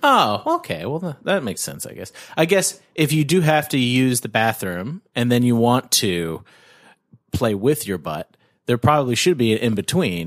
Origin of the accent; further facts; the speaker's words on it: Canada; I'm Canadian